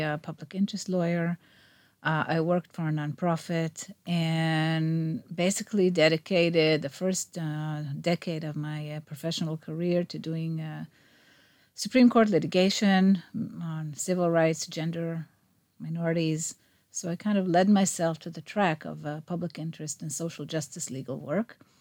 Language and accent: English; Rehovot, Central District, Israel; I grew up in Rehovot.